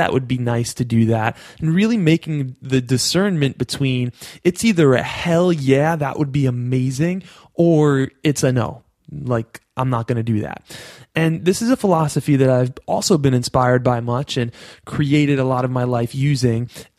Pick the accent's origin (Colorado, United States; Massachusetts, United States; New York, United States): New York, United States; accent: New York; my New York accent